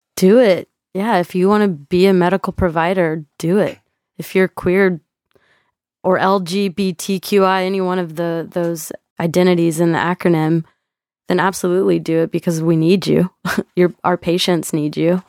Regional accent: Texas, United States; I'm from Texas

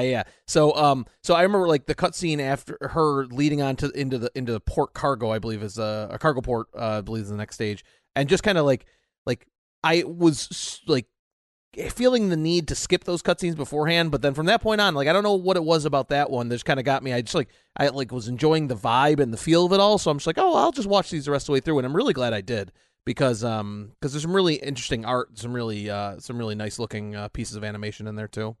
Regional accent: United States

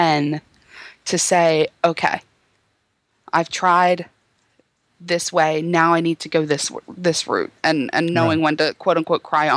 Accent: Baltimore, Maryland, United States; accent: Baltimore; my Baltimore accent

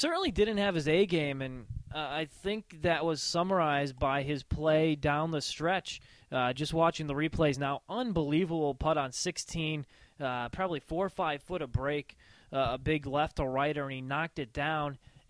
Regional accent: Connecticut, United States; Because we're from Connecticut

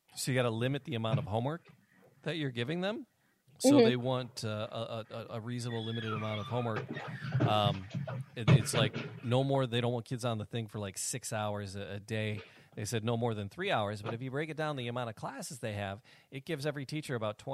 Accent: Detroit, Michigan, United States; I grew up in Detroit in the 80s

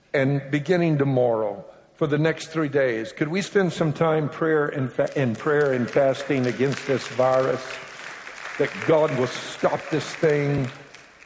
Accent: Louisiana, United States; I'm from Louisiana, as I've already mentioned, and I spent my early years there. And I'm a Cajun

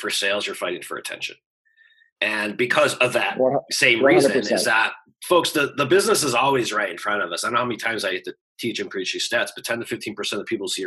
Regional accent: Chicago, Illinois, United States; I'm from Chicago

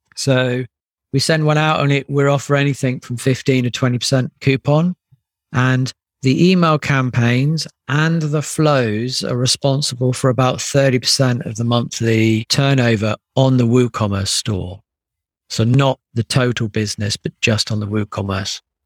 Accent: United Kingdom; being British

